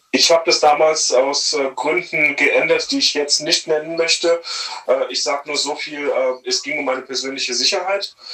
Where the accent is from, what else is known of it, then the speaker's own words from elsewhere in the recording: Bad Kreuznach, Rhineland-Palatinate, Germany; Naja, es ist so, als ich wurde aus meiner Heimat entrissen, ja. Also, ja, ich vermisse Bad Kreuznach tatsächlich